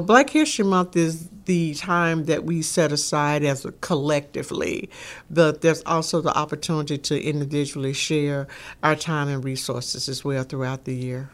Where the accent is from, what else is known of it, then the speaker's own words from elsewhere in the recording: Shreveport, Louisiana, United States; growing up in Shreveport, Louisiana.